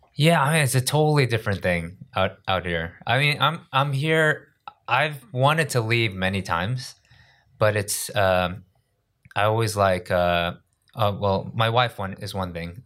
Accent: New York, United States; moved away as an adult; now in South Korea; I grew up in New York

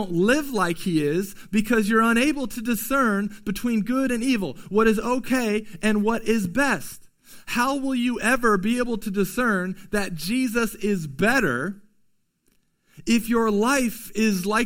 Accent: United States; as American Christians in 2020

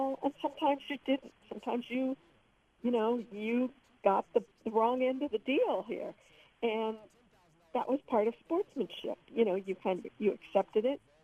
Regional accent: Missouri, United States; I grew up in the Midwest in Missouri

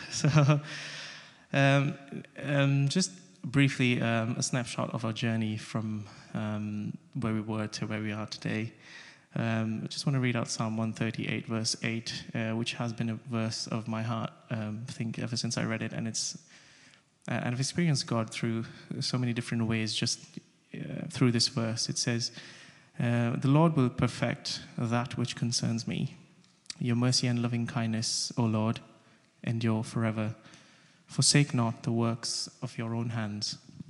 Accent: Samoa; also born or lived in India / Russia; I was born in India, but I grew up in Samoa, which is a beautiful island in the Pacific. I was raised in Russia

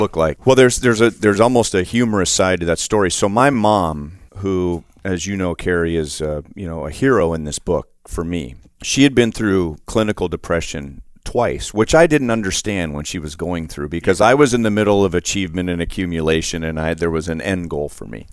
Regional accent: Los Angeles, California, United States; I grew up in Los Angeles

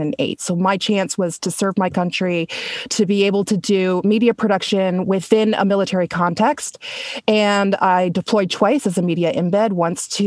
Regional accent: Toronto, Ontario, Canada; moved away as an adult; also born or lived in New York City; I actually grew up in Canada. I'm from Toronto, Canada, originally.

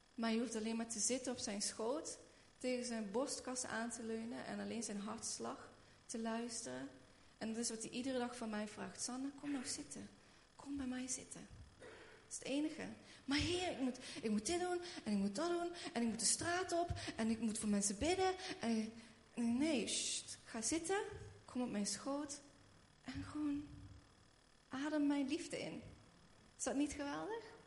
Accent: Schinnen, Limburg, Netherlands; moved away as an adult; also born or lived in Haarlem / Redding, United States; ik ben hier opgegroeid in Schinnen

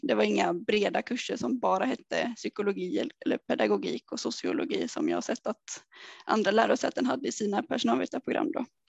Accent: Vimmerby, Kalmar County, Sweden; moved away as an adult; har jag alltid velat ta klivet ifrån Småland eller ifrån Vimmerby i alla fall då, där jag kommer ifrån.

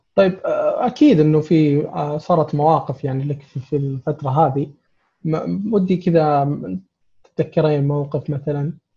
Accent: Saudi Arabia; عندنا في السعوديه

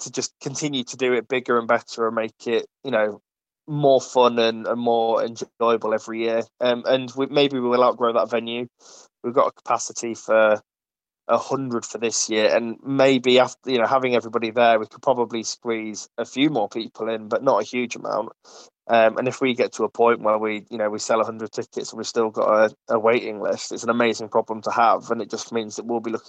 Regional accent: Ripon, Yorkshire and the Humber, United Kingdom; now in Nottingham, United Kingdom; I'm originally from Ripon, as some of the more seasoned listeners would know, and since moving to Nottingham

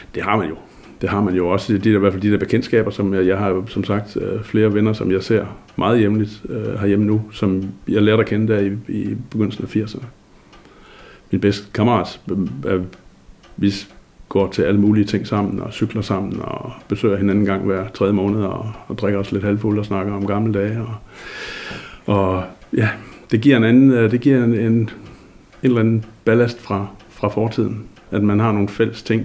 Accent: Denmark; also born or lived in Thule, Greenland; Man kunne jo tydeligt høre, at jeg kom hjemme fra Danmark

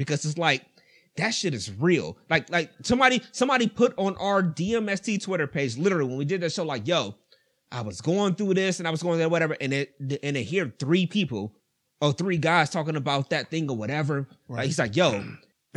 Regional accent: East Cleveland, Ohio, United States; I grew up in East Cleveland

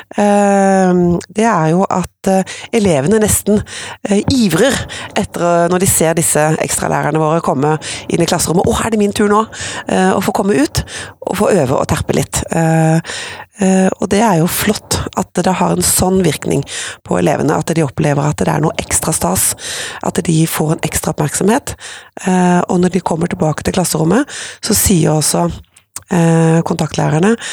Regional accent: Skudeneshavn, Rogaland, Norway; now in Oslo, Norway; Så er jeg opprinnelig fra Vestlandet, fra Skudeneshavn, som jo er vakrest i vest

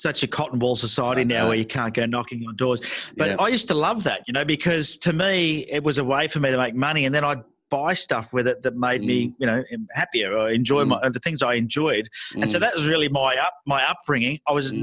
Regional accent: Sydney, New South Wales, Australia; I was born in Sydney, Australia. My parents were from England, so I'm first generation here

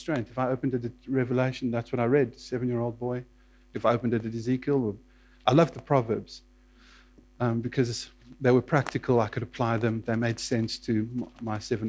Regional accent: South Africa; also born or lived in Johannesburg, South Africa; I was born in Johannesburg, but grew up on a farm southwest of Johannesburg, about 100 miles south-southwest

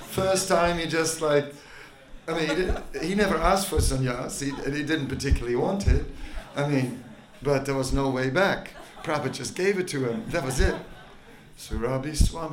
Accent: Netherlands; moved away; I am from Holland

